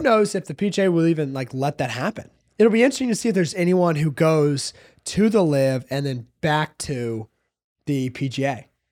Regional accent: South Hope, Virginia, United States; I grew up in South Hope, Virginia

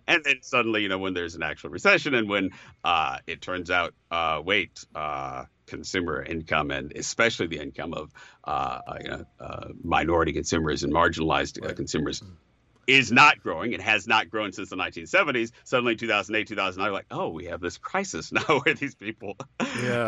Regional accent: Chicago, Illinois, United States; growing up in Chicago

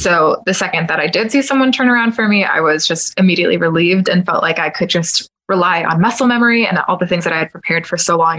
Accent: Kissimmee, Florida, United States; born or raised there; now in Windermere, United States

